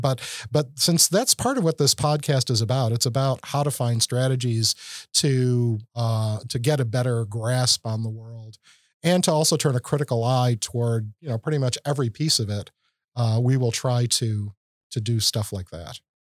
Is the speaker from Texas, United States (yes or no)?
no; Chicago, Illinois, United States; I grew up in Chicago